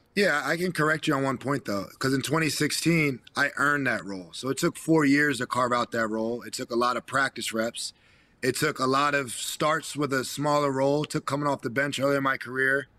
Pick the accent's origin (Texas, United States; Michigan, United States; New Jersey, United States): New Jersey, United States; I'm from New Jersey